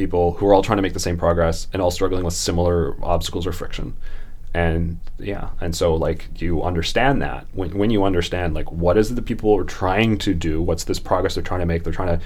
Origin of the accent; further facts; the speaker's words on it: Canada; I'm Canadian